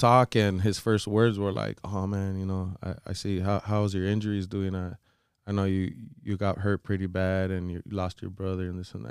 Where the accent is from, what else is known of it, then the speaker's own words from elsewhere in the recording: Florida, United States; you know, I'm from Florida